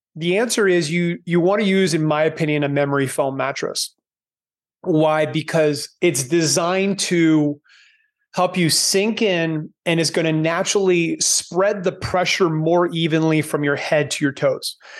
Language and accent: English; Canada; moved away as an adult; now in Panama; growing up in Canada